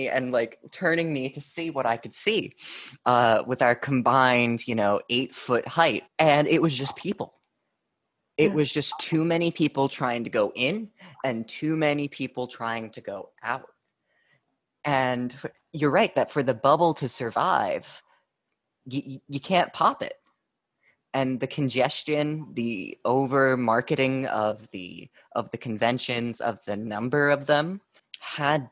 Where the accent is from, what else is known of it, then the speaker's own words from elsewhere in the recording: New York City, New York, United States; being a New Yorker myself